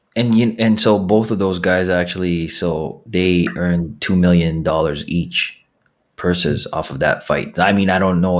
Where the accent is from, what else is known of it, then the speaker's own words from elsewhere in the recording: Philippines; I'm the Filipino podcasting machine